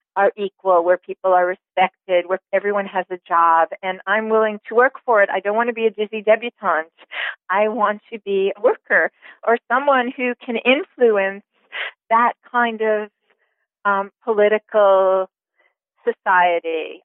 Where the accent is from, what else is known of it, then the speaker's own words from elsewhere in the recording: Long Island, New York, United States; I grew up in New York, on Long Island actually.